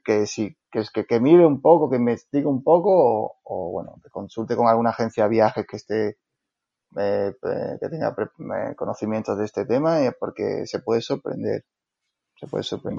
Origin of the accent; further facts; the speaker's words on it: Andalusia, Spain; also born or lived in Seville; Yo vivo en Sevilla, soy andaluz